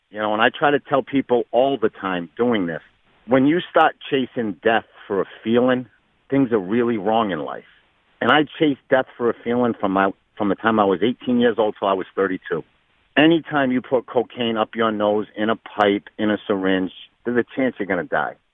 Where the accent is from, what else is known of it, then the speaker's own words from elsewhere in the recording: Fall River, Massachusetts, United States; So, basketball was everything to Fall River. You know, I grew up in a time where, you know, Durfee basketball was bigger than the Boston Celtics.